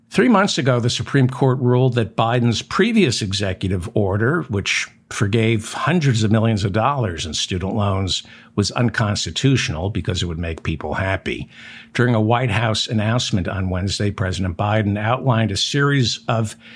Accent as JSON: {"language": "English", "region": "New Jersey", "country": "United States", "said": "I'm from New Jersey."}